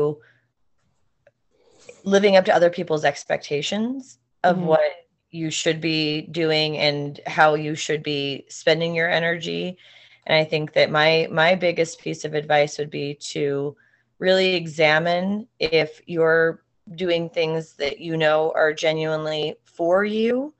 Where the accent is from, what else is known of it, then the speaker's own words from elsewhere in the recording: Montana, United States; we're from Montana